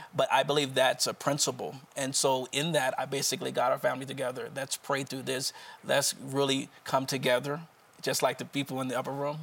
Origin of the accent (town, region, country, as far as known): Wilmington, Delaware, United States